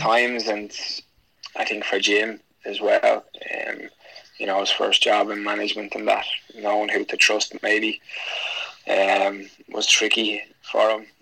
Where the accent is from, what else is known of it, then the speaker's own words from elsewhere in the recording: Dublin, Leinster, Ireland; I grew up in Dublin, and I probably first memory was playing down in my local club, Verona